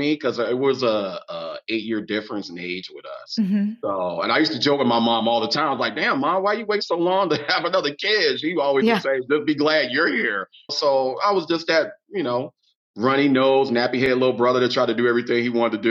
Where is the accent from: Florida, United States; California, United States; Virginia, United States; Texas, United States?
California, United States; Long Beach; moved away as an adult; I grew up in Long Beach